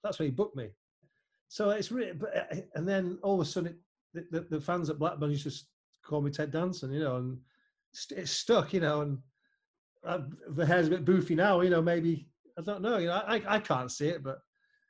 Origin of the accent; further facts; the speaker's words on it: Germany; I was a Liverpool fan, I was growing up in Germany.